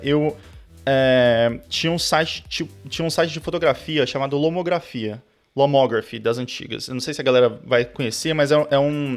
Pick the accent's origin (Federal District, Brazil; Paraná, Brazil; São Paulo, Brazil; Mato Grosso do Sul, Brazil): Federal District, Brazil; Brasília; also born or lived in South of Brazil; eu sou de Brasília, eu... Na verdade, nasci no Sul, mas fui criado em Brasília, assim, fui muito cedo para lá